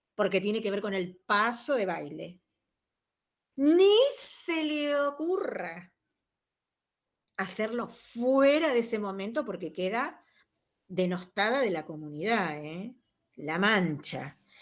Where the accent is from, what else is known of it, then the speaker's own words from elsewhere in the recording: Argentina; nuestra consideración como argentino